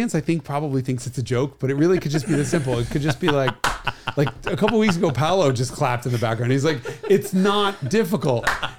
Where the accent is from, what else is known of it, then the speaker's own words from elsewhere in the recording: New York, United States; I'm like, there are no Jews in Kentucky. Like, because I'm from New York and they're all in New York and Boca.